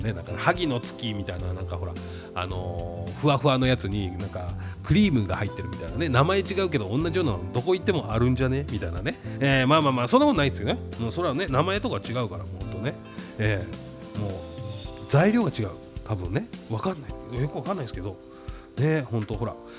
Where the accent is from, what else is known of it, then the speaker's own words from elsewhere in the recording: Saitama, Japan; 俺も埼玉県民ですけども